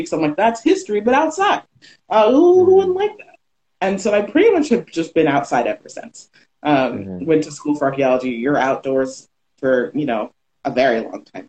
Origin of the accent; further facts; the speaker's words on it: Sarasota, Florida, United States; also born or lived in Miami; So I'm a Florida native. First, I was born in Miami, raised in Sarasota.